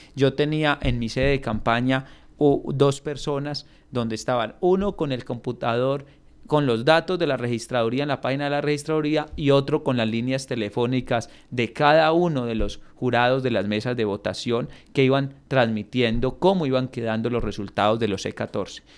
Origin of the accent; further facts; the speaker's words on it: Samaná, Caldas, Colombia; mi pueblo me dio esa oportunidad, por ser el más joven pues de la historia de, de, de mi municipio